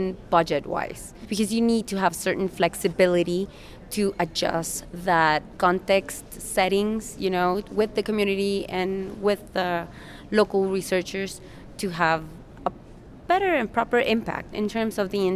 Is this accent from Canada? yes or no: no; Guatemala; I am from Guatemala